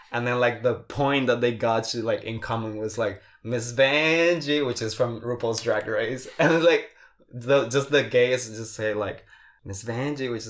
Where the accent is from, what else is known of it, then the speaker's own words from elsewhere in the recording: Paraguay; English is a second language; moved away; So for people who do not know, I'm from Paraguay. I do not. I may not sound like it, but I am. And I have this group of friends that we are all from Paraguay.